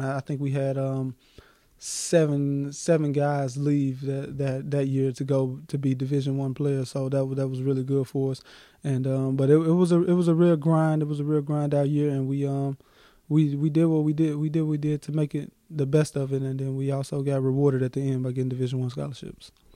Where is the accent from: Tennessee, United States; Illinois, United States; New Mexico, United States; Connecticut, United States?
Tennessee, United States; Memphis; Memphis, Tennessee, um, April 28, 1994 born and raised in Memphis